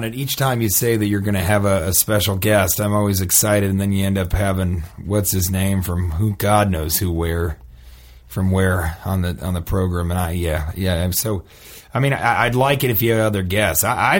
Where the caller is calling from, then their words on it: Omaha, Nebraska, United States; And it's Omaha.